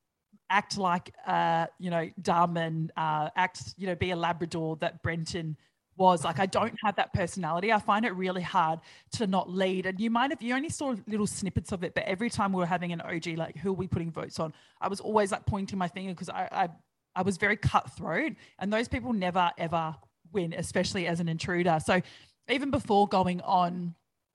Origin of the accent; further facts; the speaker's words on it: New Zealand; now in Australia; I'm Kiwi